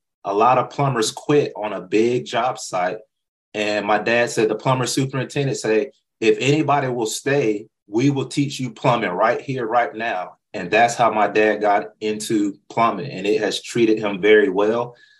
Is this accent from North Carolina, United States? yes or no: yes; North Carolina, United States; And I love North Carolina. That's where I was born and raised.